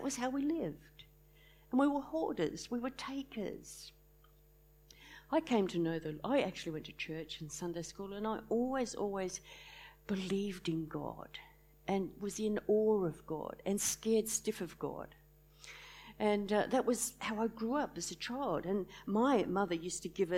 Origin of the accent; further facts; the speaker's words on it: Launceston, Tasmania, Australia; I was brought up in Launceston a long time ago